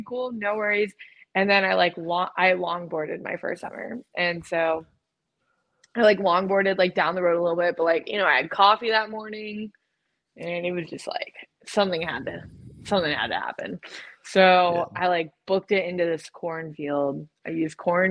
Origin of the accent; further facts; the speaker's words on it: Florida, United States; I was from Florida